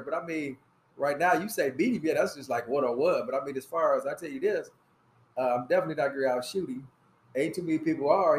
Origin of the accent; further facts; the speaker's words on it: Fort Wayne, Indiana, United States; I'm from Fort Wayne